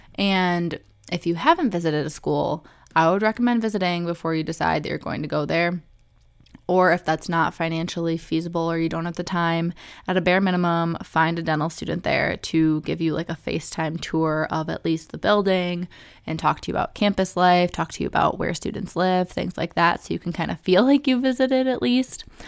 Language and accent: English; Michigan, United States; I picked U of M because I'm from Michigan, so it was in state tuition